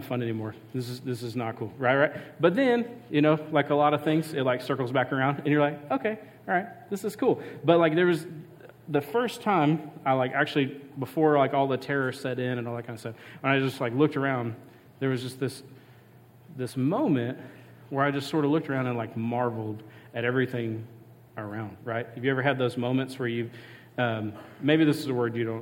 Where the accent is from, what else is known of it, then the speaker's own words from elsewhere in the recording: Mississippi coast, United States; where I grew up in Mississippi, I grew up on the coast.